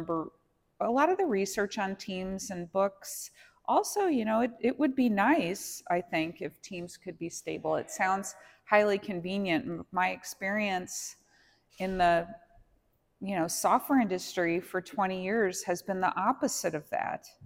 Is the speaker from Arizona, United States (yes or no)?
no; Los Angeles, California, United States; And yeah, I'm from the Los Angeles area